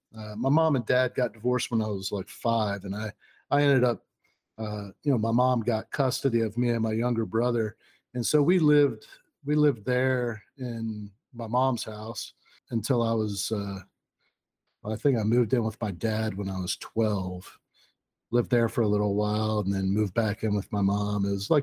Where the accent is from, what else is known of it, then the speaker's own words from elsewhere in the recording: Orlando, Florida, United States; also born or lived in Columbus; I was born in the Navy Hospital in Orlando, Florida.